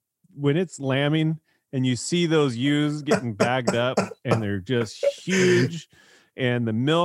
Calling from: Rio Vista, California, United States; So I'm coming here from Rio Vista, Solano County, California.

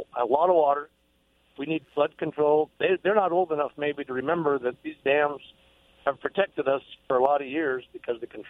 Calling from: Basin City, Washington, United States; I'm calling from Basin City

